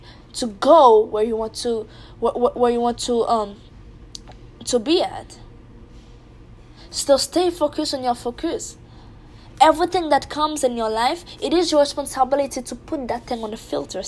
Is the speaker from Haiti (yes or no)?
yes; Haiti; I'm from Haiti, and Haitians, they are big fan of soccer. In our country, we call it football